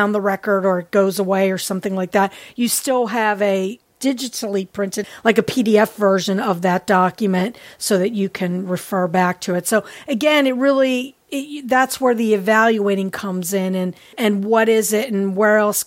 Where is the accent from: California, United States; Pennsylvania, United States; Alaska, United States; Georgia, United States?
Pennsylvania, United States; Pittsburgh; Pittsburgh, Pennsylvania, which is my hometown.